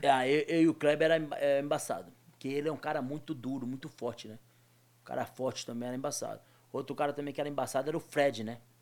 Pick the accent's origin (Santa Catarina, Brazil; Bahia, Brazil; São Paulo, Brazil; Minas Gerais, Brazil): Bahia, Brazil; Muniz Ferreira; moved away; also born or lived in Nazaré das Farinhas; eu convivi a minha infância toda em Muniz Ferreira